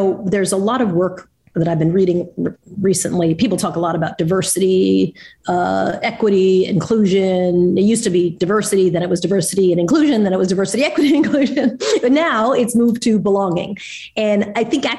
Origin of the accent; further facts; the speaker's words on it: Long Island, New York, United States; moved away; I grew up in Long Island